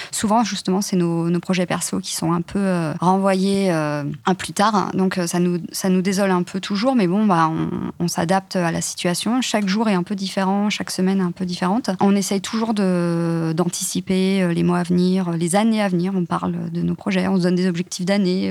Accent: countryside near Nantes, Pays de la Loire, France; now in Paris, France; la campagne à côté de Nantes, enfin, vraiment, vraiment la campagne

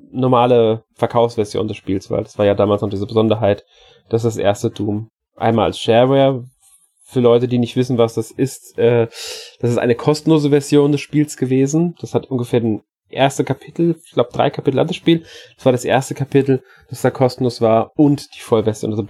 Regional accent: Austria; Für, auch wieder, für mich als Österreicher

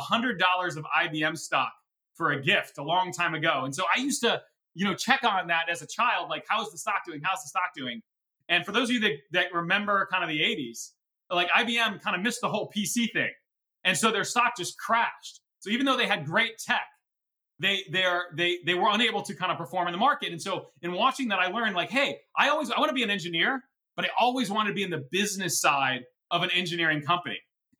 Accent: Cleveland, Ohio, United States; Well, I mean, growing up in Cleveland was great. I mean, the people are wonderful. The weather is terrible, but it's just a great city.

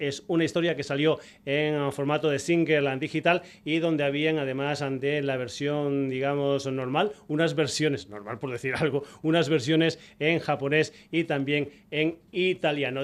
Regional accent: Extremadura, Spain; en Extremadura, en mi tierra

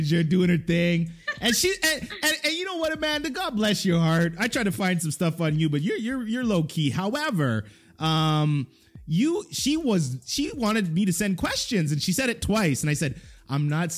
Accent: Jamaica; I'm Jamaican.

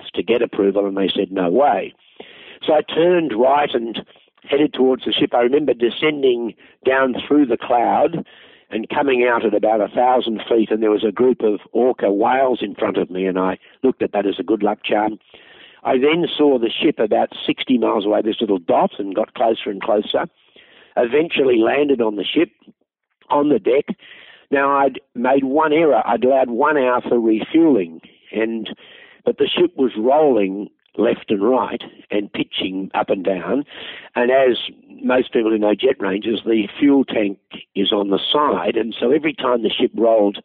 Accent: Australia; I'm an Australian

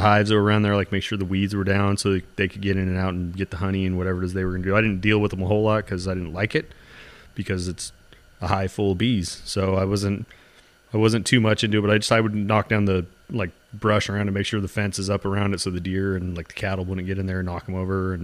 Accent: Klamath Falls, Oregon, United States; growing up in Klamath

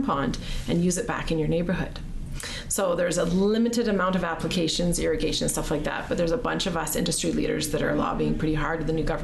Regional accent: Sylvan Lake, Alberta, Canada; now in Chestermere, Canada; I grew up in Sylvan Lake

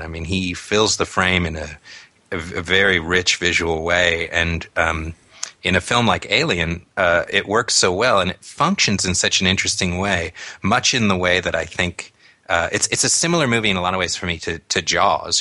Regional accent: near Newport Beach, Southern California, United States; sort of near Newport Beach, where we grew up in Southern California

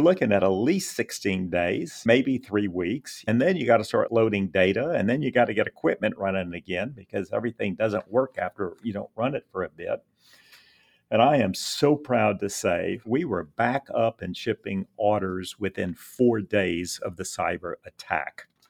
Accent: Lafayette, Louisiana, United States; opened a trade shop locally in Lafayette, my hometown

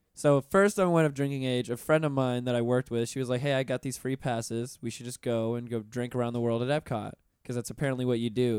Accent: Pensacola, Florida, United States; I'm from Pensacola originally.

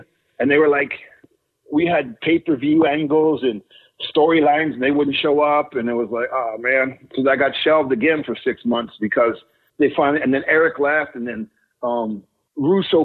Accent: Thunder Bay, Ontario, Canada; moved away as an adult; also born or lived in Mexico; I'm from Thunder Bay

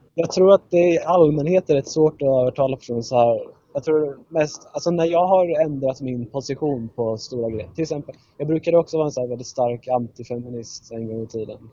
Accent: Södertälje, Stockholm County, Sweden; jag kommer från Södertälje

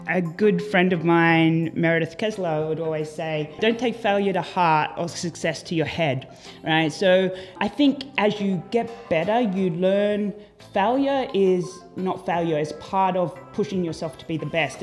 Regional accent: Port Macquarie, New South Wales, Australia; moved away as an adult; now in United States; a little town called Port Macquarie

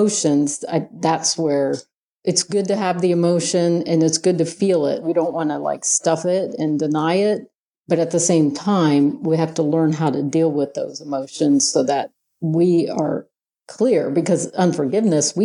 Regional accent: Ohio, United States; I'm from Ohio

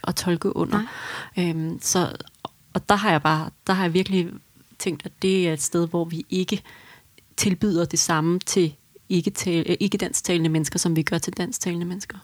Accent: Denmark; som dansker

